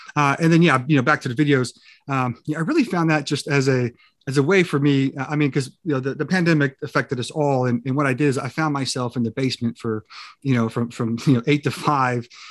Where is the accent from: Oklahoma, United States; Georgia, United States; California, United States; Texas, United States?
California, United States; I grew up in California